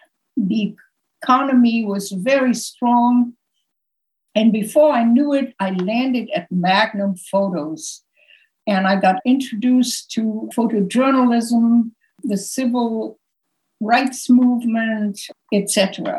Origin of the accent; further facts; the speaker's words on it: Berlin, Germany; English is a second language; moved away as an adult; also born or lived in Lausanne / London / New York; I was born in Berlin, but my mother said to me early on, get out of Germany, get out of Europe as soon as you can. So I studied languages. I studied French in Lausanne